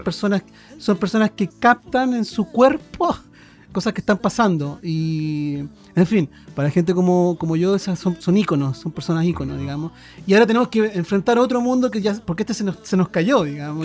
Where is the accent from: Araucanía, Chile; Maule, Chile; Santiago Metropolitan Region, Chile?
Santiago Metropolitan Region, Chile; Santiago; vivíamos en Santiago, yo nací en Santiago, de hecho